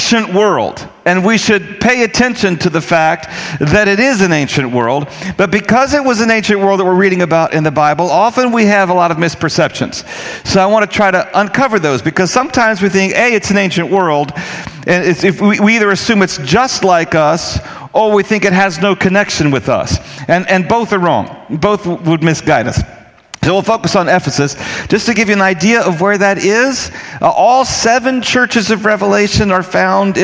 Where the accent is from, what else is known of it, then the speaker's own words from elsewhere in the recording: North Carolina, United States; I grew up in North Carolina